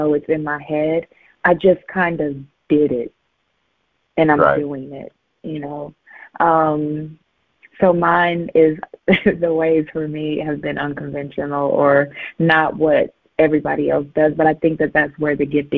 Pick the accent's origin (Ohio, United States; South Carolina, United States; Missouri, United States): Missouri, United States; Southeast; I'm from Missouri, from Southeast Missouri